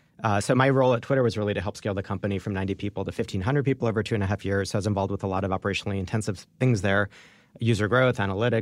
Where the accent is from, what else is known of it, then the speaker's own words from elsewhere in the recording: Jerusalem, Jerusalem District, Israel; born there; Yeah, I was born in Jerusalem.